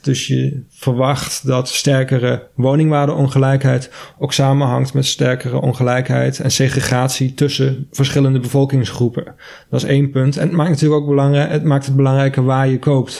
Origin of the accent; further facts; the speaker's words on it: Maastricht, Limburg, Netherlands; ik kom zelf uit Maastricht